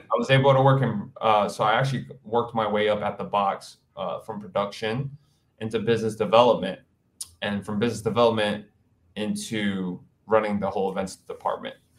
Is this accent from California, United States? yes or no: no; New York City, New York, United States; also born or lived in Hawaii; now in New York City, United States; I am from Queens, New York, born and raised